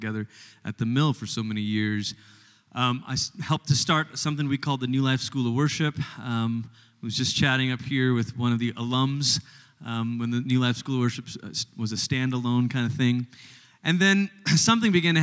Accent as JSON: {"language": "English", "country": "Malaysia", "tie": "born or raised there", "also_born_or_lived": "Portland, Oregon, United States / Tulsa, Oklahoma, United States", "moved": "as an adult", "lives_now": "United States", "said": "I grew up in Malaysia, which is about as far as you can go on the other side of the world before you start coming back. And when I was 10, my family moved from Malaysia to America."}